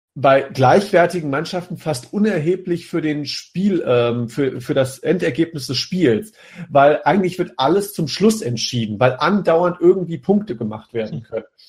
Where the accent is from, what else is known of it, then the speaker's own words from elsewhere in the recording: Rhine-Main area, Germany; wir kommen ja alle hier aus dem Rhein-Main-Gebiet